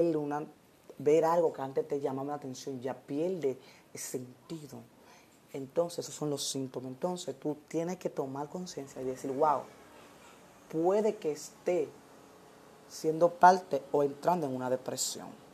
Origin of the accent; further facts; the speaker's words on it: Dominican Republic; nosotros como dominicanos